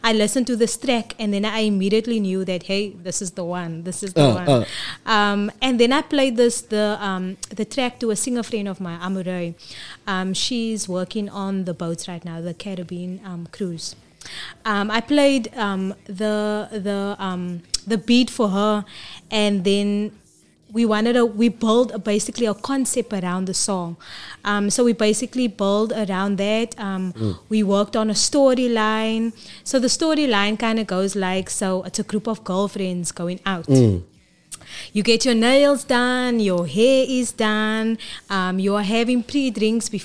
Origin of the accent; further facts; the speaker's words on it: Cape Town, Western Cape, South Africa; I've been there my whole life. The church people, everybody literally knows who I am. So I'm proud to say I'm from Bishop Lavis